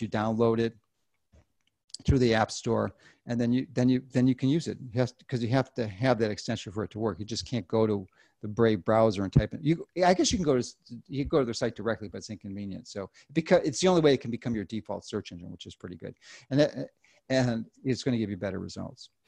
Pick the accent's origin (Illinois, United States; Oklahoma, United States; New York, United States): Illinois, United States; Chicago; I'm from Chicago in Illinois